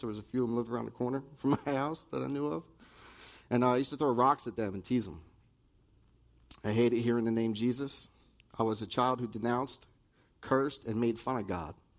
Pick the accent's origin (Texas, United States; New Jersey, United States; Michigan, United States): New Jersey, United States; Dallaire; also born or lived in Pennsylvania; I was raised in Dallaire, New Jersey